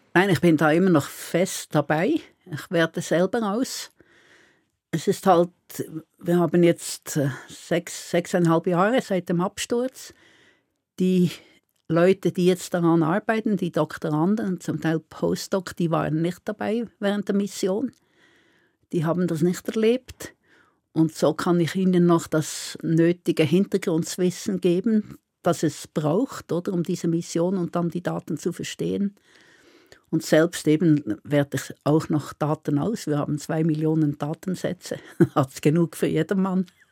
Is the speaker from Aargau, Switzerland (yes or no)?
no; Solothurn, Switzerland; also born or lived in Basel; now in Bern, Switzerland; ursprünglich komme ich aus dem Kanton Solothurn und studiert habe ich in Basel